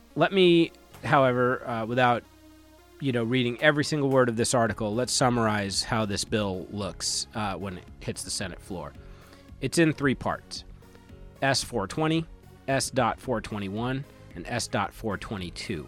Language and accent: English; Long Island, New York, United States; I grew up with on Long Island, New York